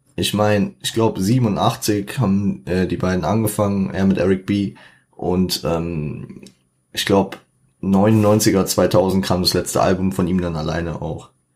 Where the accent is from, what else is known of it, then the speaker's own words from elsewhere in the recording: Frankfurt, Hesse, Germany; ich bin Frankfurter, 069.